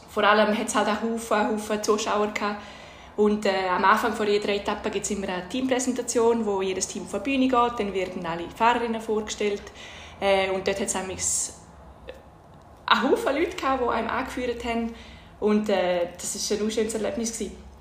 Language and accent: German; Domat/Ems, Graubünden, Switzerland; ist Tour de nämlich bei uns im Dorf in Domadems vorbei und ich bin dort als kleines Mädchen am Rand gestanden und habe alle Zuckerli und alle Geschenke, die man da gekriegt hat, habe ich eingesammelt